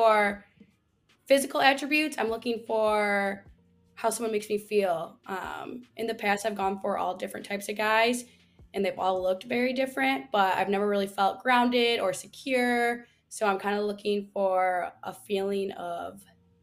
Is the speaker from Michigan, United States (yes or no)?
yes; Michigan, United States; moved away as an adult; also born or lived in Chicago, Illinois / Florida / Arizona; now in San Diego, United States; I was born in Michigan, and then I went to school in Chicago